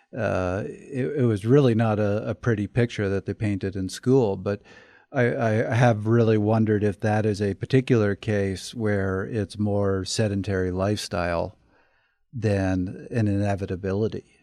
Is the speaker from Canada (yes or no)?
yes; Canada; I'm from Canada